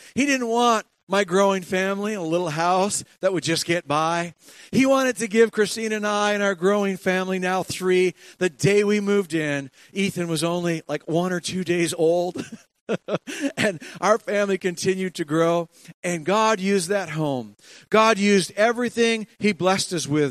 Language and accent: English; Ontario, Canada; i'm from ontario